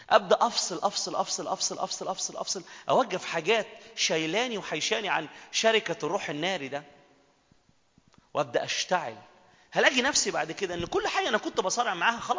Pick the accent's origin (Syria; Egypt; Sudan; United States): Egypt; Minya, Minya Governorate; انا جاي بدري وبعدين انا من المنيا جايه من المنيا